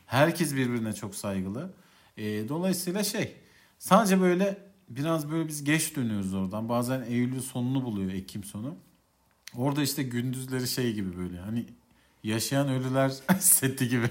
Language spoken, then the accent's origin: Turkish; Central Anatolia, Turkey; Biz Orta Anadolu'da e, cinlerin cin düğünü hikayeleriyle çok büyüdük.